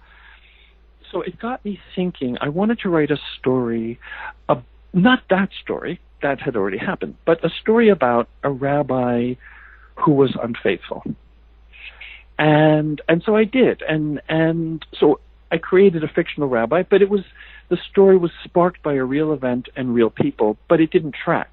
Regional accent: New Jersey, United States; moved away as an adult; also born or lived in Boston; now in California, United States; having moved away from my family community in New Jersey, I lived in Boston for many years, and now I live in California

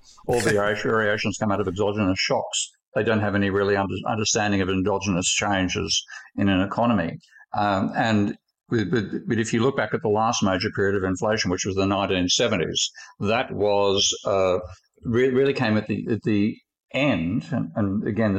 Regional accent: Australia; my home country, Australia

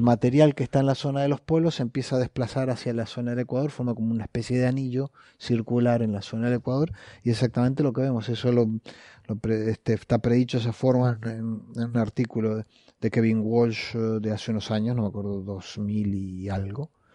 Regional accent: Uruguay; moved away; Como decimos en Uruguay

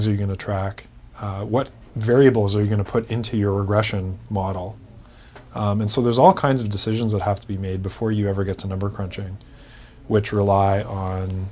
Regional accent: Kitchener, Ontario, Canada; my hometown, which is Kitchener, Ontario

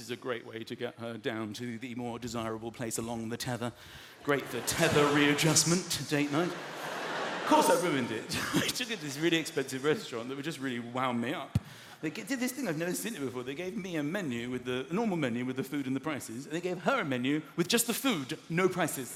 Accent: London, United Kingdom; I'm a Londoner. I've lived here my whole life.

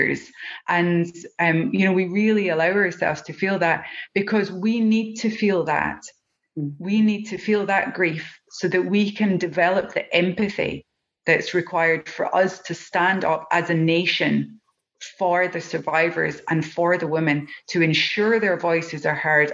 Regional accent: Scotland, United Kingdom; accent: Scottish; As you can hear from my accent, I'm Scottish

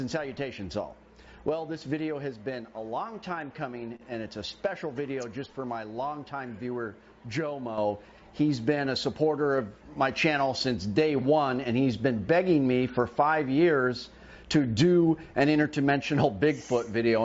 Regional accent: Homer, Alaska, United States; my hometown in Homer, Kachemak Bay

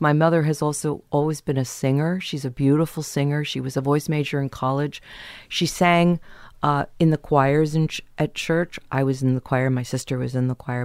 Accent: San Diego, California, United States; also born or lived in Kansas; I was born in Kansas and then we moved to San Diego.

